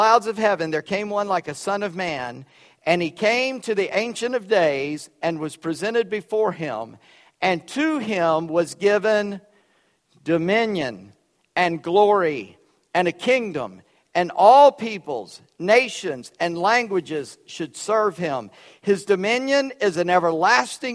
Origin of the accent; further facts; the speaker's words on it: Charleston, United States; moved away; I grew up in Charleston